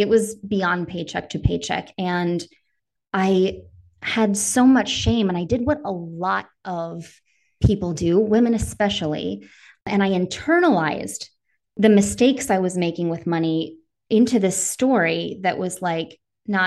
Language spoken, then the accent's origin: English; Northern Wisconsin, United States; I grew up in Northern Wisconsin.